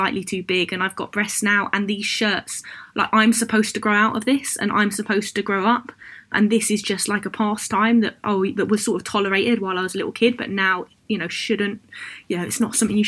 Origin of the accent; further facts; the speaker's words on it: London, United Kingdom; I grew up in Hoxton in Hackney